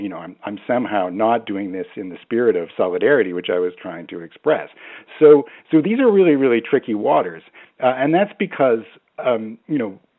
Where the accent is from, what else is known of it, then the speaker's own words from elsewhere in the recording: Canada; accent: Canadian; also born or lived in Baltimore; So my accent is completely messed up, and in the sense that I grew up in Canada. I have a sort of moderately strong Canadian accent.